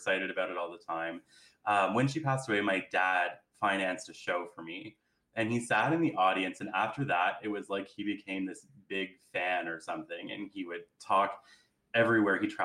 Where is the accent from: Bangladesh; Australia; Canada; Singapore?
Canada; Carleton Place, Ontario; I was in a small town where I grew up in Carlton Place.